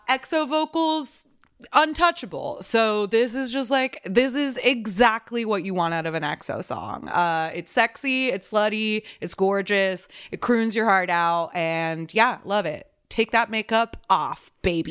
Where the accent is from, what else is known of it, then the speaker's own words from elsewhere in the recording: Texas, United States; I'm from Texas